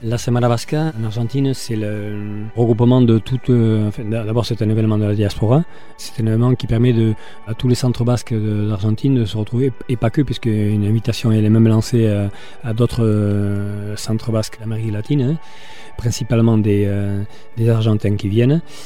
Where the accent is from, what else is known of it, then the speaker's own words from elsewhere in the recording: Hasparren, Nouvelle-Aquitaine, France; moved away; je suis d'Asparem mais j'habite à Hier depuis euh, deux ans